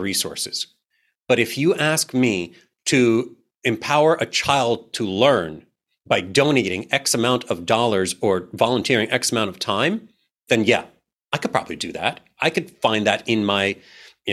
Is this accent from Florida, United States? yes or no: no; New York, United States; I'm a New Yorker.